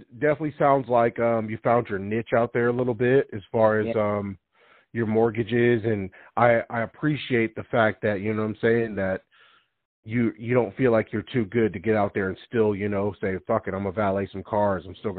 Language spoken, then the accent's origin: English; Arizona, United States; you remember how we grew up in Arizona with these cookie-cutter neighborhoods?